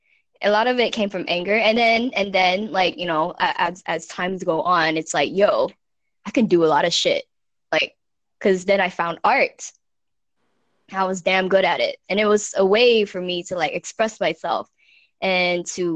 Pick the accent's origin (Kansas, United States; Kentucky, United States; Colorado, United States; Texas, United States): Colorado, United States; now in Houston, United States; when I first moved to Houston, I was from Colorado. So like, you know, the countryside, Colorado, hippie